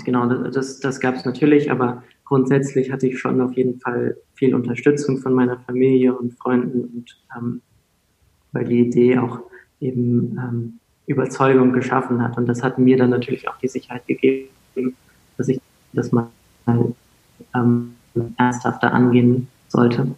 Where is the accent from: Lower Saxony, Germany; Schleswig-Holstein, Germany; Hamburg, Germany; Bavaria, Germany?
Hamburg, Germany; also born or lived in England / France; ich aus Hamburg